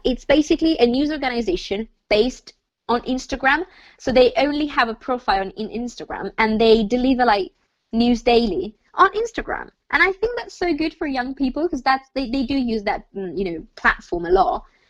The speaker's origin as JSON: {"language": "English", "country": "Italy", "moved": "yes", "lives_now": "United Kingdom", "said": "I come from Italy"}